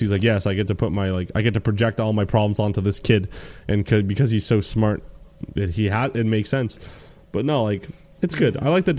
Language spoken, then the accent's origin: English; Brooklyn, New York, United States; I'm from Brooklyn, bro.